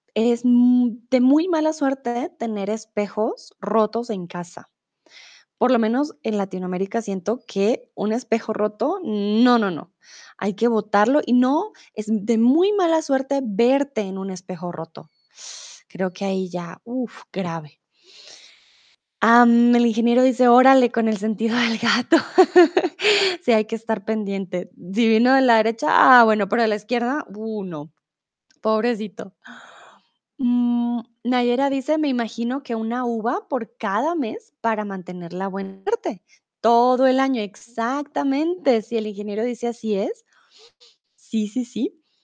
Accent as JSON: {"language": "Spanish", "region": "Bogotá", "country": "Colombia", "also_born_or_lived": "Mexico", "moved": "yes", "lives_now": "Germany", "said": "soy de Colombia, de la capital, de Bogotá. Comúnmente vivo en Alemania"}